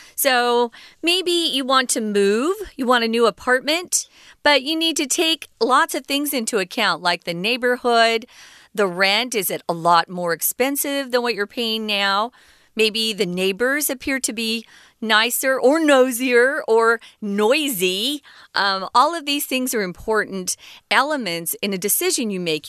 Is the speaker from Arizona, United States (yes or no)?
yes; Arizona, United States; the state where I was born in Arizona